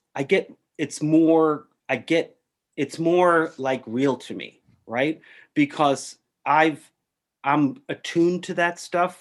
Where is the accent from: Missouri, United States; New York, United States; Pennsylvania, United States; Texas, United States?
New York, United States; New York City; I grew up in New York City